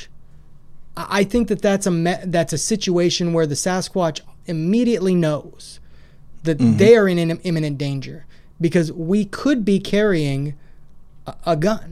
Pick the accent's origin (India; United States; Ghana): United States; Washington; also born or lived in Idaho; now in Clarksville, United States; I grew up in Washington. I spent quite a bit of time in Western Washington.